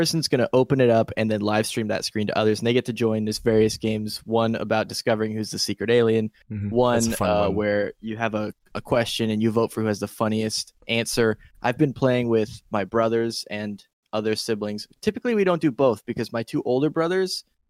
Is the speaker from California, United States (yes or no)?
yes; California, United States; I grew up in California